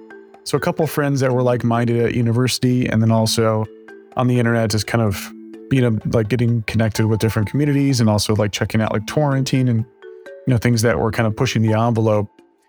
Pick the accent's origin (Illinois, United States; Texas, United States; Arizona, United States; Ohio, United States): Texas, United States; Yeah, so it's funny, I don't have a Texas accent, but I grew up in Texas.